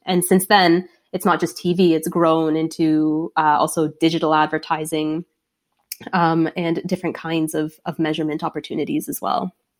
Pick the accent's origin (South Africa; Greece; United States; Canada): Canada; Toronto, Ontario; moved away as an adult; also born or lived in London, Ontario; from Toronto